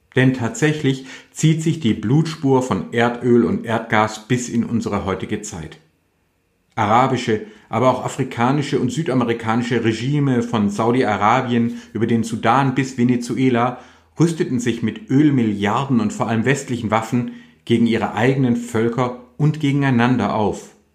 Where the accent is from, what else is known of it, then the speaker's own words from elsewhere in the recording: Württemberg and Hohenzollern, Baden-Württemberg, Germany; bei uns in Württemberg und Hohenzollern